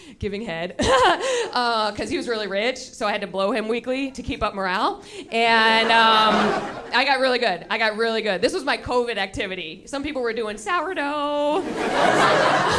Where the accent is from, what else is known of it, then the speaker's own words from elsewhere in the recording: Buffalo, New York, United States; now in New York City, United States; I'm from Buffalo